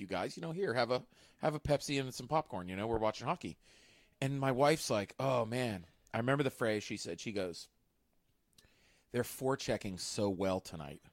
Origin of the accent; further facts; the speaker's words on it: Pittsburgh, Pennsylvania, United States; I was from Pittsburgh